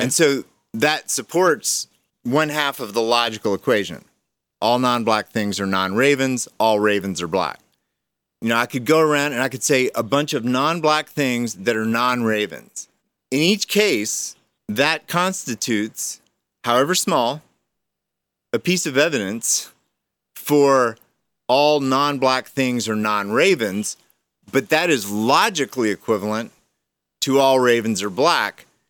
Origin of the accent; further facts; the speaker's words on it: Georgia, United States; I was raised in Georgia with a pastor dad